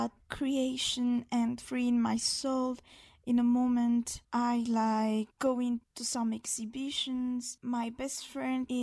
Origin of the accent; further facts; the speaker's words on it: Madagascar; English is a second language; I'm an illustrator from Madagascar.